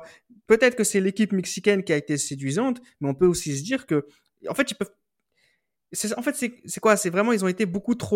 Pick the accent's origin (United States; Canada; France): France; Surtout, n'oublions pas que nous sommes français.